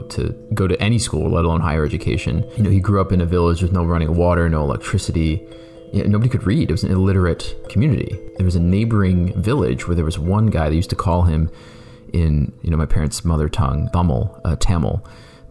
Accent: Canton, Ohio, United States; I grew up in Canton, Ohio

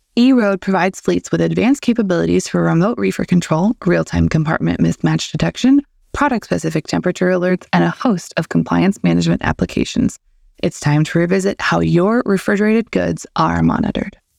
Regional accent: St. Louis, Missouri, United States; growing up in Saint Louis

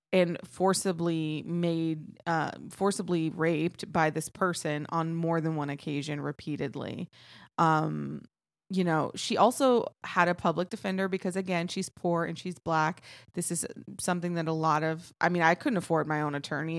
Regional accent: Texas, United States; I am from Texas

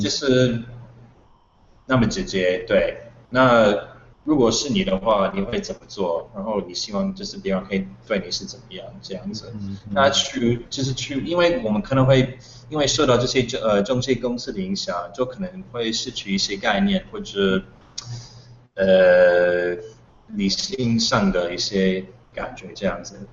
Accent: United States; Chinese is a second language; moved away as an adult; now in Taiwan; 因为我是美国人

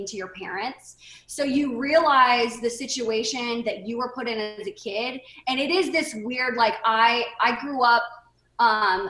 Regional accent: Seattle, Washington, United States; I grew up in Seattle.

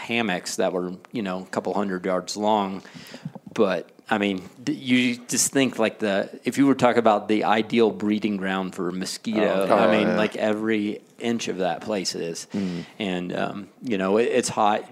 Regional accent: the South, United States; I'm from the South

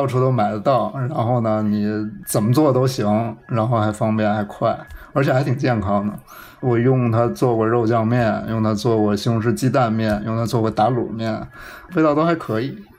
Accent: Northeast China, China; 它和我小时候在东北吃到的那个猪肉炖酸菜一模一样

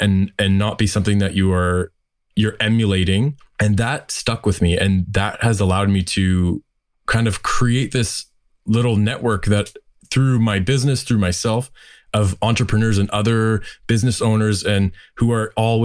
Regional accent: Windsor, Ontario, Canada; moved away as an adult; also born or lived in Toronto; I'm originally from Windsor, Ontario, and I'm back here now

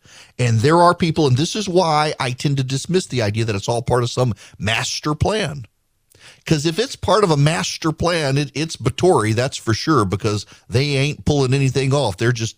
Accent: Louisiana, United States; moved away as an adult; also born or lived in Georgia; I was from Louisiana, very fascinated by Louisiana politics. Moved to Georgia, went to a school, did not have a college Republicans group.

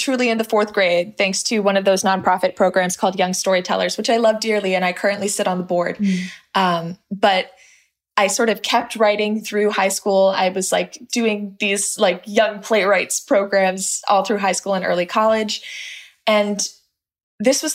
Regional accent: Los Angeles, California, United States; I grew up in this little pocket of Los Angeles

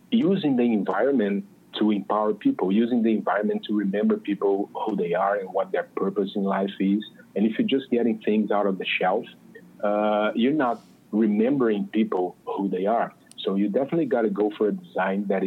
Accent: Brazil; accent: Brazilian; English is a second language; moved away as an adult; now in Los Angeles, United States; I'm from Brazil. I moved to the United States just about a year and something ago.

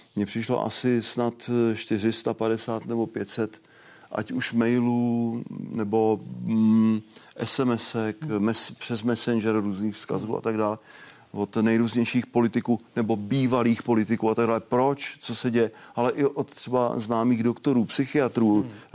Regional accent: Okřížky, Vysočina Region, Czechia; Já jsem z Vysočiny. eh, od Třebíče, obec Okřížky

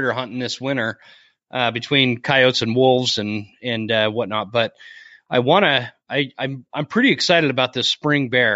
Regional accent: Utah, United States; moved away; I grew up in Utah

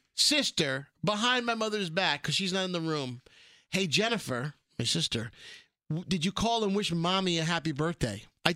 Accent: New York City, New York, United States; Well, I'm from Brooklyn

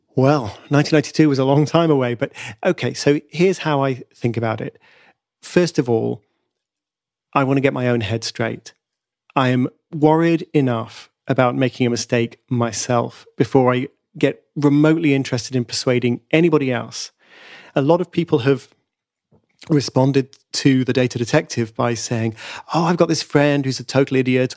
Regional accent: United Kingdom; I'm a Brit

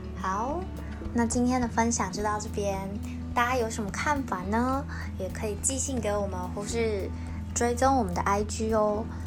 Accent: Taiwan; 身为台湾人

